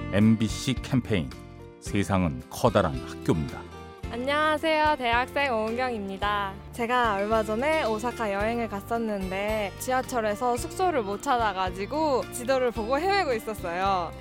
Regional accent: South Korea

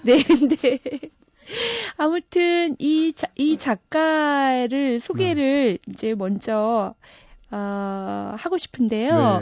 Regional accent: Busan, South Korea; now in Seoul, South Korea; 저는 부산에서 자랐기 때문에

